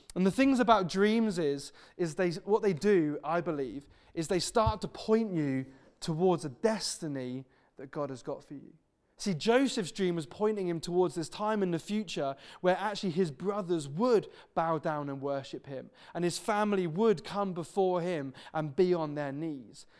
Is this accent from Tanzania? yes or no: no; Devon, South West England, United Kingdom; now in Wirral, United Kingdom; I'm originally from Devon.